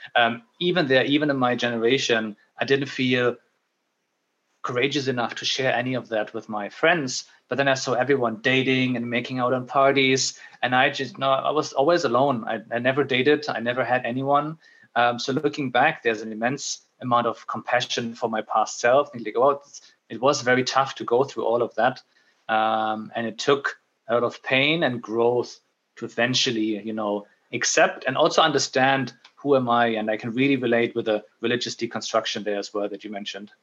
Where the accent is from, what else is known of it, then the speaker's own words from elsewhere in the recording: Germany; moved away as an adult; also born or lived in Middle East / Netherlands / United Kingdom; now in Dublin, Ireland; I moved away from Germany